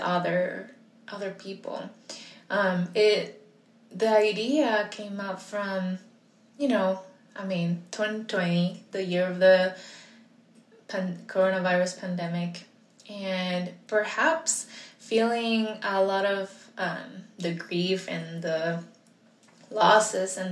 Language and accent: English; Puerto Rico; I am also Puerto Rican.